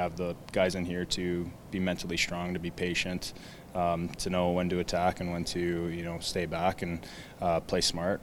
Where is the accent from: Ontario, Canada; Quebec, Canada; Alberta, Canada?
Alberta, Canada; Edmonton; growing up in Edmonton